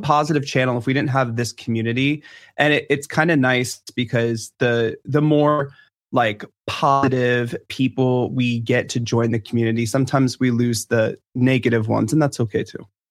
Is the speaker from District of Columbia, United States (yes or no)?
yes; Washington, District of Columbia, United States; I'm from D C